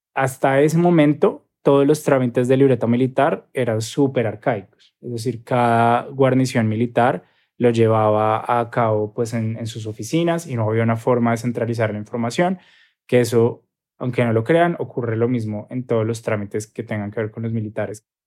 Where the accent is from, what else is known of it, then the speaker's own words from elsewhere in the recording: Colombia; soy periodista colombiano